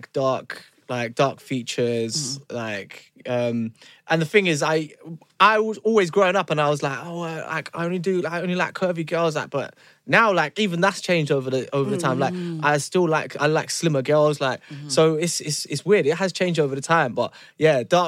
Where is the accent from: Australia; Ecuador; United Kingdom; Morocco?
United Kingdom; Chingford, London; we grew up in Chingford